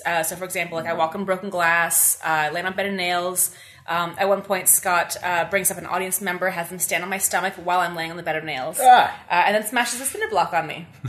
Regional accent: Carleton Place, Ontario, Canada; I was born and raised in Carleton Place.

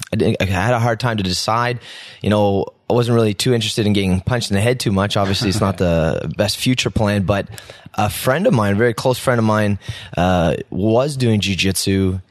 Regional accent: Ottawa, Ontario, Canada; Yeah, born and raised in the South End.

